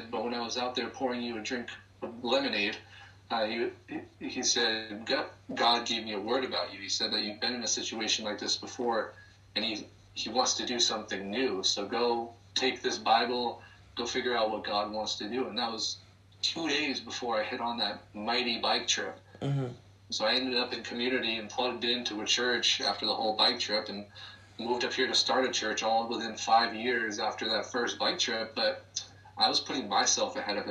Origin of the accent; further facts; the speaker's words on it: Claremont, New Hampshire, United States; moved away; also born or lived in Corvallis, Oregon; I grew up Catholic in Claremont